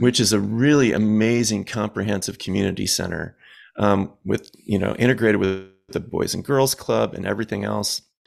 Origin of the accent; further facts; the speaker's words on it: Southwest suburbs of Chicago, Illinois, United States; I'm from the Southwest suburbs of Chicago